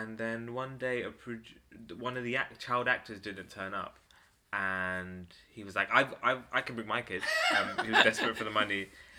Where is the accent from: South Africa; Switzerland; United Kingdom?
United Kingdom; Ilford, London; Ilford, Essex.